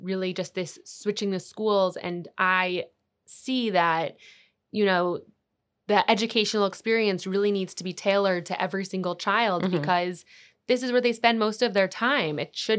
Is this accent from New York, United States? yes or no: yes; New York, United States; Yeah, so I'm from New York